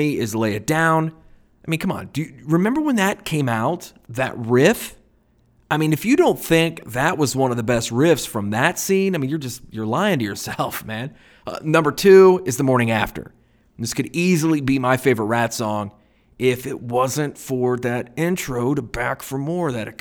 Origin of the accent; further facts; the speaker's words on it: United States; a 13-year-old boy growing up on the Ohio River in 1984